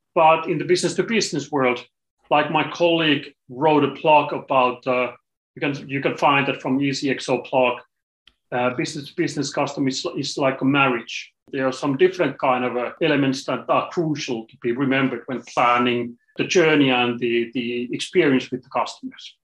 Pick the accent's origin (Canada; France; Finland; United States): Finland; I'm coming from Finland, small country in the corner of Europe